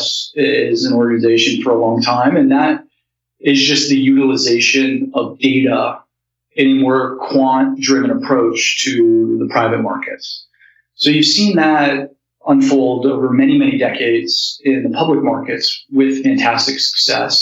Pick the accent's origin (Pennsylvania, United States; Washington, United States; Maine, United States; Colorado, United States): Colorado, United States; rural; I grew up in Colorado, in like rural Colorado, and grew up on a ranch